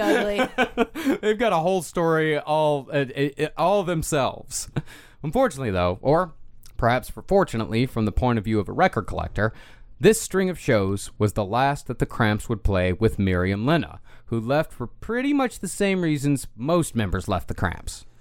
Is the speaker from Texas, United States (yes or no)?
yes; Texas, United States; all of us Texans growing up